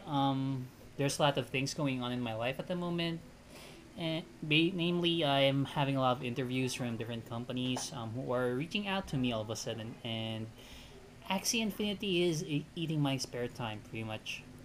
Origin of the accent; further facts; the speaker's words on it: Philippines; English is a second language; I'm Filipino, and growing up in a multi-generation has- household is a common thing here